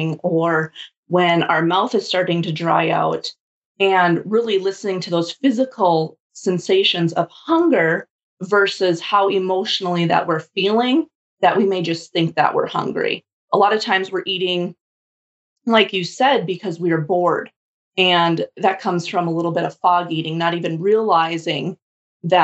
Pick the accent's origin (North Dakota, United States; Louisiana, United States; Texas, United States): North Dakota, United States; Bismarck; I am from Bismarck, North Dakota.